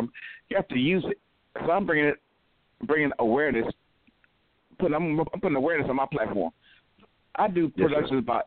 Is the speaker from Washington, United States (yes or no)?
no; Cleveland, Ohio, United States; moved away as an adult; now in Atlanta, United States; Cleveland, Ohio, originally